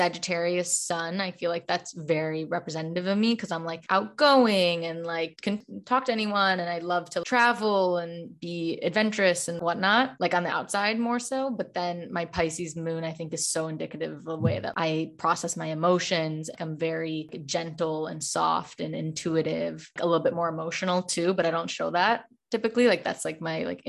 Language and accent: English; Chicago, Illinois, United States; moved away as an adult; now in Los Angeles, United States; I'm originally from Chicago, but I now live in Los Angeles for the past year